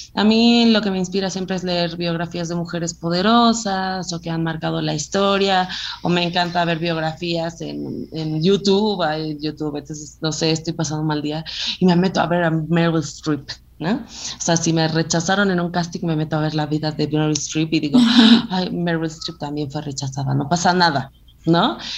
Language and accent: Spanish; Acapulco, Guerrero, Mexico; yo nací en Acapulco, yo soy, mis papás son mexicanos